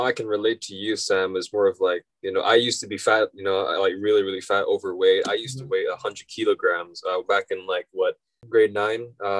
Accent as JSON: {"language": "English", "country": "Philippines", "said": "I want to experience what it's like to go back to my home country, the Philippines, and experience what it's like to, you know, study there and be a Filipino"}